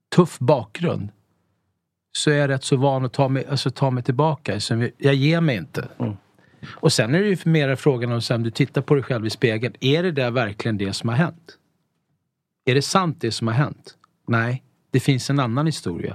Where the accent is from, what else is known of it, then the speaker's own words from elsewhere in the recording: Stockholm, Stockholm County, Sweden; also born or lived in Italy / Mallorca; vi är ju uppvuxna i Tensta.